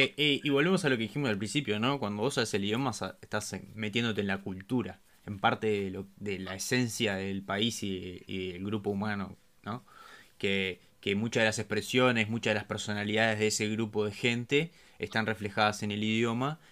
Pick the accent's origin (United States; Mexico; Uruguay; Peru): Uruguay; somos uruguayos